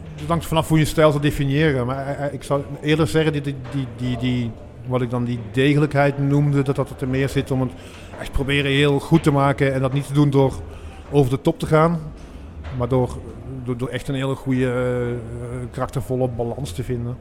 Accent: Maasmechelen, Flanders, Belgium; ik, kom zelf hier, ik kom uit Maasmechelen

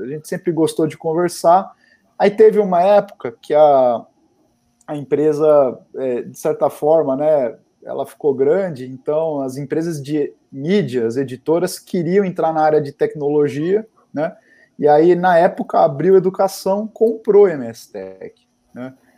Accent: Guarulhos, São Paulo, Brazil; eu sou nascido em Guarulhos

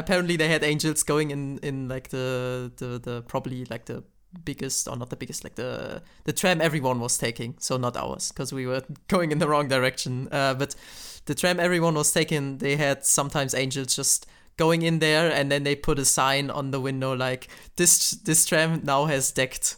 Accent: Germany; I'm from Germany

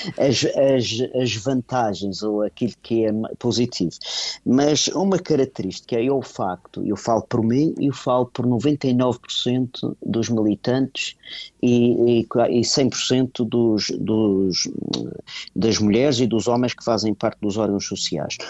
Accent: Portugal; nós somos portugueses, aliás, eu uhum. sinto-me eh, português

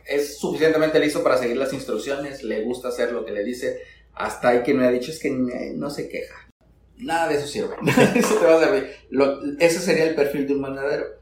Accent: Sinaloa, Mexico; yo soy originario de Sinaloa

